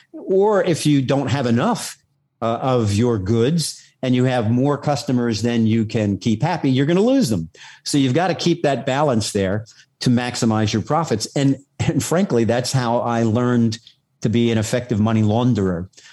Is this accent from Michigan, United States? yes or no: no; New York City, New York, United States; I, was born and raised on Staten Island